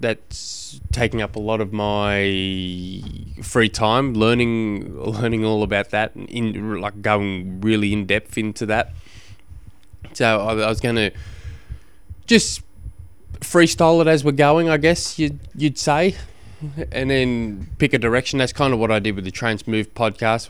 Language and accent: English; Launceston, Tasmania, Australia; I come from Tasmania